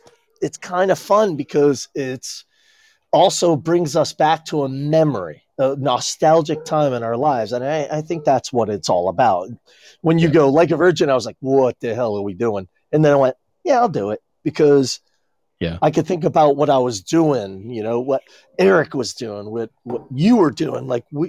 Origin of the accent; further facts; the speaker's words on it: New Jersey, United States; I grew up partially in Jersey and it sucked.